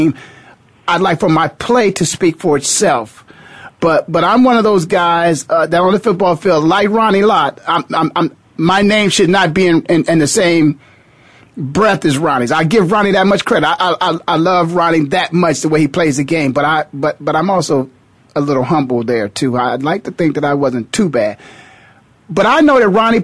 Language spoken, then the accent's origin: English; Canton, Ohio, United States; I was born and raised in Canton, Ohio